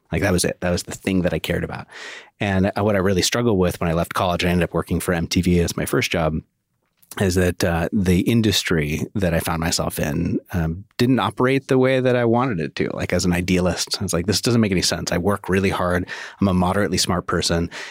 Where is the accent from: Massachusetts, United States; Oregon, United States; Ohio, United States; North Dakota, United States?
Oregon, United States; I grew up in Oregon